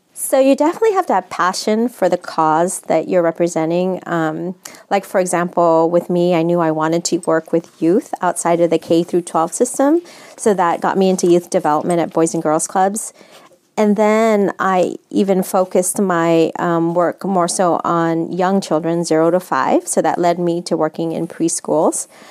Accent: San Francisco, California, United States; I'm actually born and raised in San Francisco, but my background, I'm my family's from the Philippines.

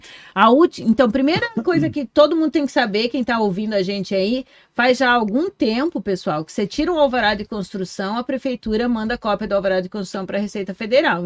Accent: Foz do Iguaçu, Paraná, Brazil; Eu sou nascida em Foz, sou bairrista pra caramba

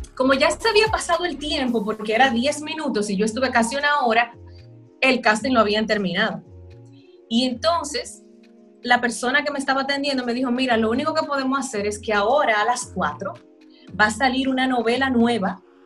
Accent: La Vega, Dominican Republic; soy de La Vega

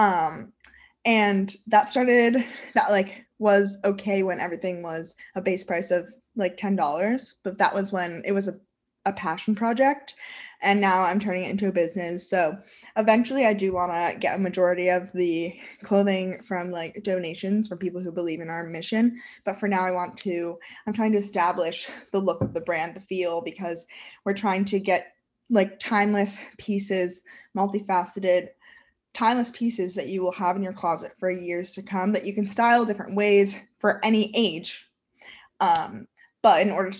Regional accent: New York, United States; I am from New York and I'm 20 years old

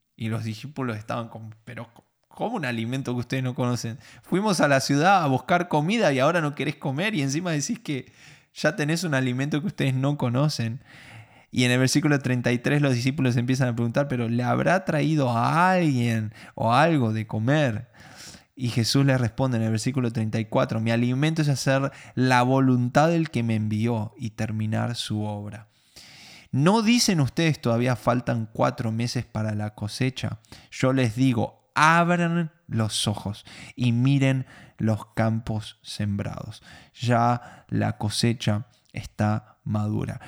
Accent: Argentina; no soy judío, soy argentino

